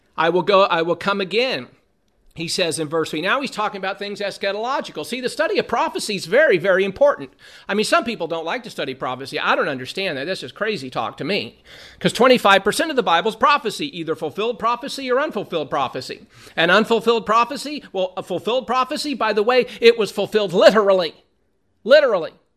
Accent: Southern California, United States; growing up in Southern California

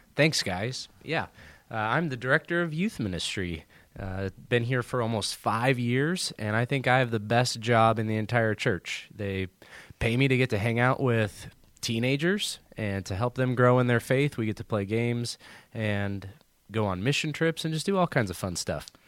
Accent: Southern California, United States; moved away as an adult; also born or lived in Arizona / Houston, Texas; now in Columbus, Indiana, United States; I grew up in Southern California

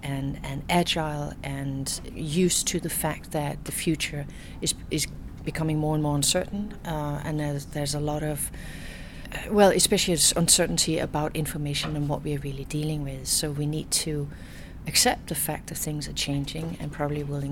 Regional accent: Denmark; now in Canada; I was born Danish, but I am now a dual citizen. I'm Canadian.

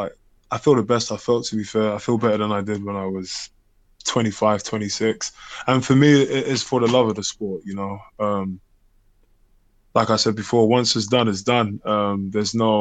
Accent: London, United Kingdom; moved away as an adult; where I grew up in Hackney

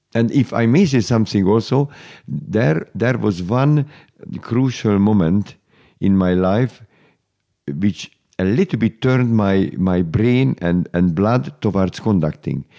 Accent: Budapest, Hungary; I was born in Budapest, Hungary

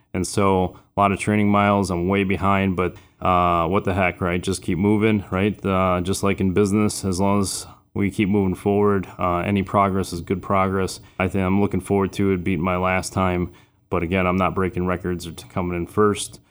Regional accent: Chicago, Illinois, United States; also born or lived in Florida; I'm originally from Florida, but I was raised on the south side of Chicago

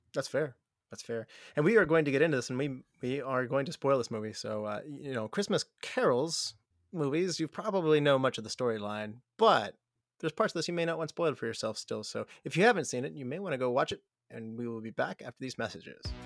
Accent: West Virginia, United States; moved away; I'm from West Virginia initially

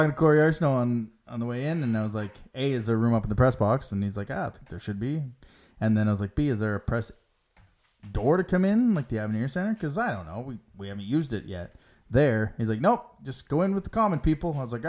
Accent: Alberta, Canada; Like, we're from Alberta.

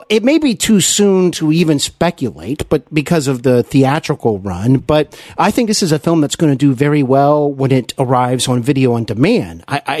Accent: Cincinnati, Ohio, United States; Cincinnati. I know there's a lot of friends and listeners who listen from my hometown

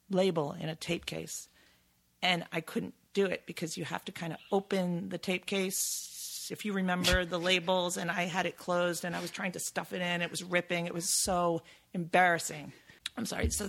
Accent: New York, United States; I'm from New York.

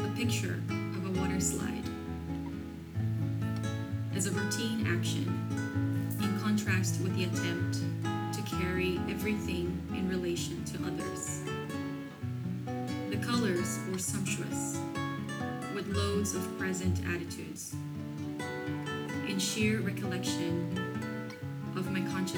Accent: Brazil; English is a second language; moved away as an adult; now in Sierra Madre, United States

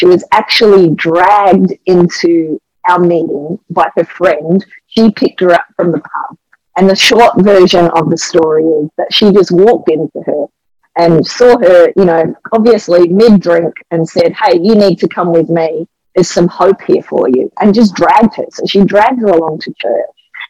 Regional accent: Australia; as I would say as an Aussie, you know, it felt like a koala bear clinging to me.

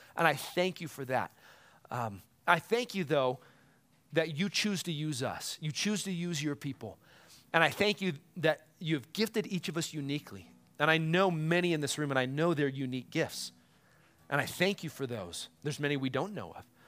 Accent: United States; as an American

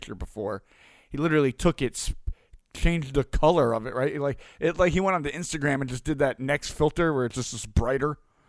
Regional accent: New York, United States; born there; now in Delaware, United States; I was born in New York to two of some of the craziest and most amazing people on earth. We moved a little bit all over, until I got older and plotted in Delaware in a snowstorm

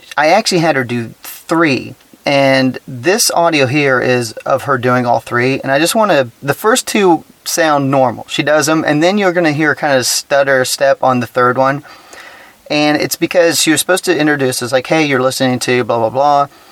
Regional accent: Texas, United States; being a Texan

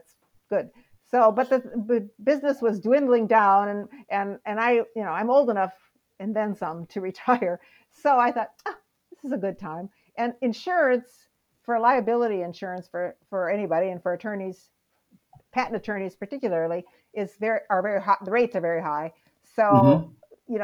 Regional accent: Midwest, United States; and I grew up in the Midwest.

